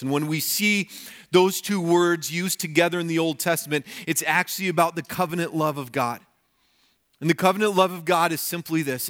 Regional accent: Colorado, United States; moved away; growing up in Colorado

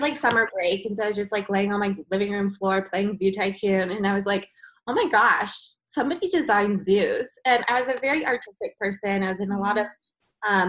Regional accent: Georgia, United States; I grew up in Georgia

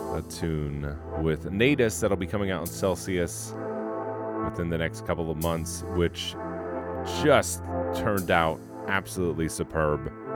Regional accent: Pittsburgh, Pennsylvania, United States; in my hometown

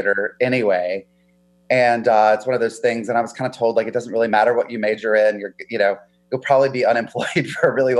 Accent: a small town outside of Charlotte, North Carolina, United States; now in California, United States; I grew up in North Carolina in a small town outside of Charlotte.

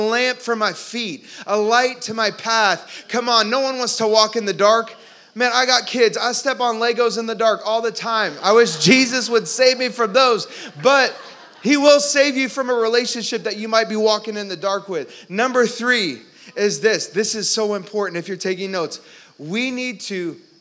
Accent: Orlando, Florida, United States; I grew up in Orlando

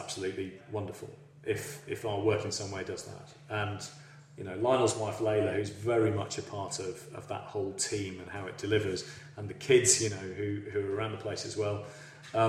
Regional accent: Yorkshire and the Humber, United Kingdom; moved away; I'm a Yorkshireman, so, you know, for the fact that I'm sat here in Oxfordshire

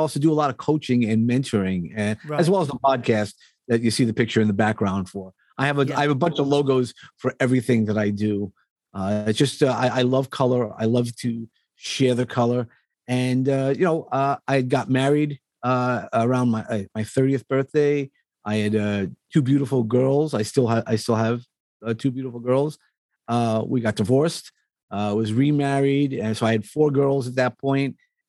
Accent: Texas, United States; born there; So if you're asking me where I was born in Texas, because my dad was in the Air Force. He was just getting out of the Air Force, right.

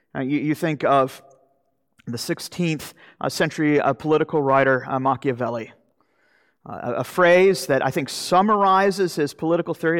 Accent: Jacksonville, Florida, United States; moved away; I'm from Jacksonville, Florida

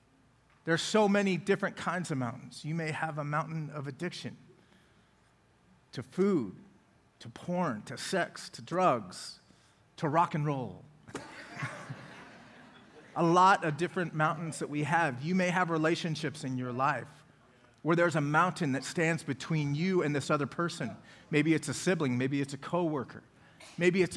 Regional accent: Colorado Springs, Colorado, United States; also born or lived in Loveland, Colorado / Denver, Colorado; now in Oklahoma City, United States; Colorado Springs, and that is where I was born and raised.

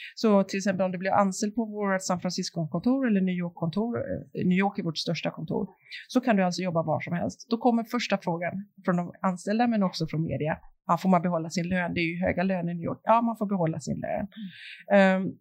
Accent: Sweden; vi svenskar

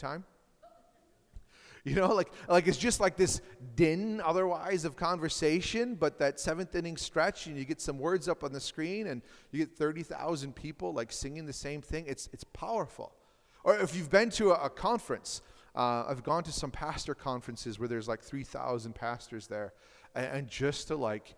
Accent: Marshfield, Wisconsin, United States; I grew up in Marshfield, Wisconsin, which is about 18,000 to 20,000 people.

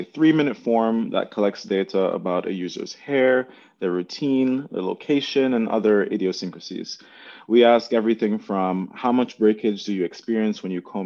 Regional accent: Jamaica; now in United States; before I came to the United States, I'm originally from Jamaica

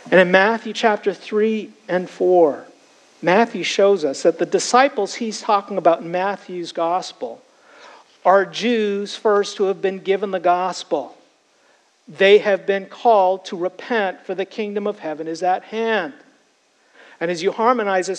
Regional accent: Canada; now in United States; I was Canadian. I'm now an American citizen

